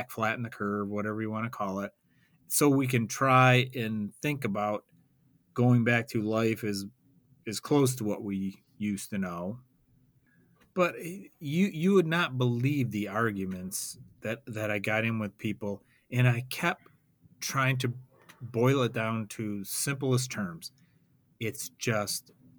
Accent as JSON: {"language": "English", "town": "Roseville", "region": "Michigan", "country": "United States", "tie": "born or raised there", "said": "I'm from Roseville, or I grew up in Roseville"}